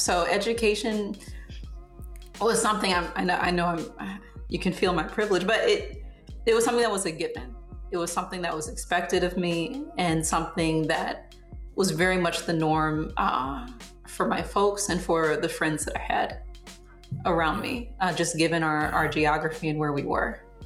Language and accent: English; Southfield, Michigan, United States; moved away as an adult; also born or lived in Detroit, Michigan; now in Fort Wayne, United States; I grew up in Southfield, Michigan